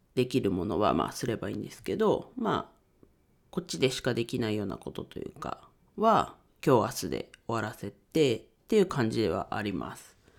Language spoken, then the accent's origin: Japanese; Ninohe, Iwate, Japan; 地元岩手県二戸市を盛り上げるべく活動しています